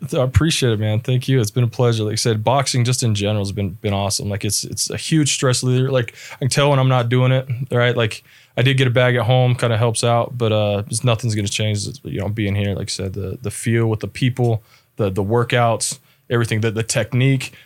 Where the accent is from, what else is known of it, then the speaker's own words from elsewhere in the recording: Las Vegas, Nevada, United States; moved away as an adult; also born or lived in Spokane, Washington; now in Utah, United States; from Las Vegas originally, uh, was born and raised there.